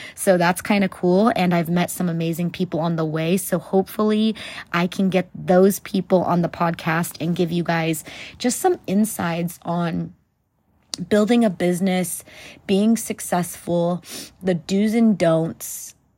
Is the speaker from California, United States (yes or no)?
yes; California, United States; moved away as an adult; also born or lived in South Central Texas; now in Texas, United States; I currently live in Texas, but I was born and raised in California